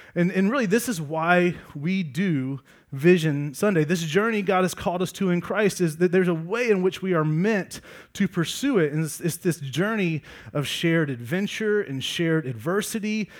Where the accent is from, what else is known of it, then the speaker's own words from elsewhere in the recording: Georgia, United States; I grew up in Georgia